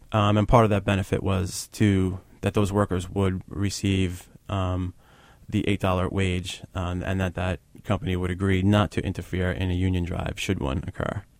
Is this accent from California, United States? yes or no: no; New York City, New York, United States; speaking as a New Yorker.